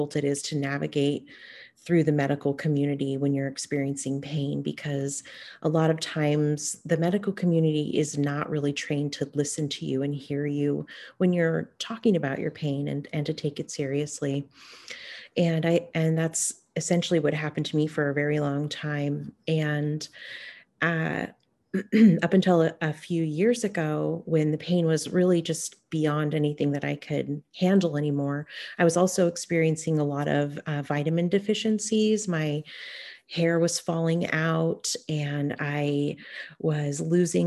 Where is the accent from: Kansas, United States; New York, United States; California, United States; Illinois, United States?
California, United States; Hoopa; now in Bay Area, United States; I am Karuk, and I grew up on and around the Hoopoe Valley Indian Reservation, and currently I'm living on Coast Miwok land in the Bay Area.